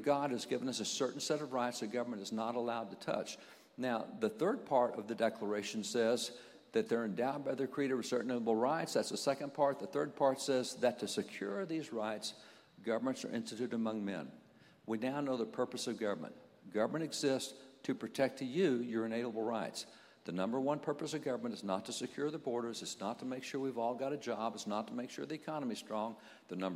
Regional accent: Texas, United States; I'm a cowboy from Texas

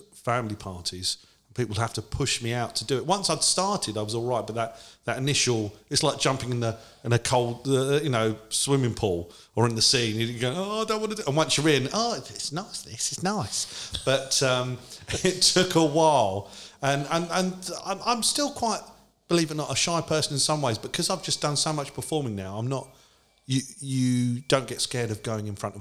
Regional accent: London, United Kingdom; I grew up in Edmonton

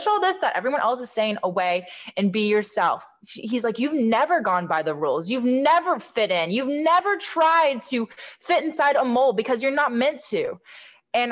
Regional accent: Southern Indiana, United States; Growing up in Southern Indiana

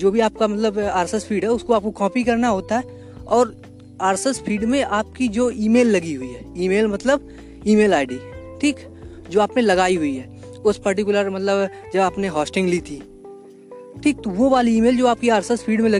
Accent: India; अगर आप इंडिया से हो है ना चूँकि मैं इंडिया से हूँ इसलिए आपको थोड़ा कनेक्ट भी मिलेगा

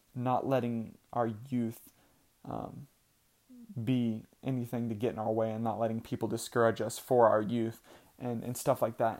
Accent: Idaho, United States; I was born in Idaho

